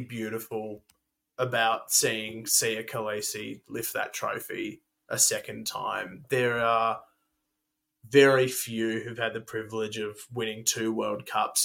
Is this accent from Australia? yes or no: yes; Australia; as Australian fans